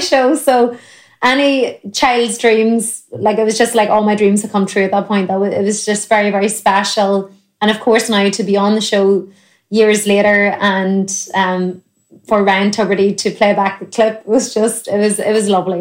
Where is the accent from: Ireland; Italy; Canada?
Ireland